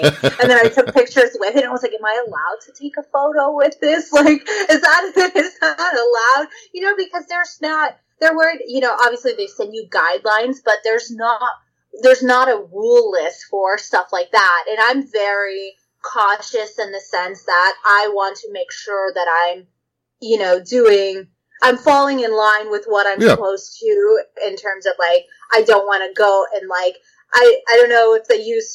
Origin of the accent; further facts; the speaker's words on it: Texas, United States; I'm from Texas. I'm from the deep South.